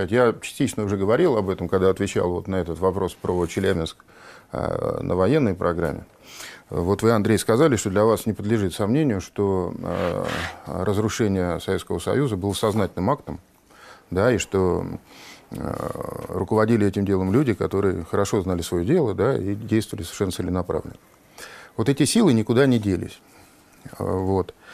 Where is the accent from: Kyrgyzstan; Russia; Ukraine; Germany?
Kyrgyzstan; Northern Kyrgyzstan; Мы, киргизи, делимся на северян и южан. Я северянин, южане ближе к узбекам.